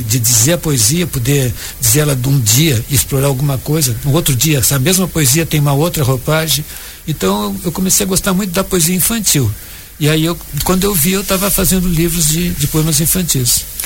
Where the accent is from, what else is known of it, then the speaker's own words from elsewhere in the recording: Jaguarão, Rio Grande do Sul, Brazil; eu fui criado em Jaguarão, ali na, na fronteira com o Uruguai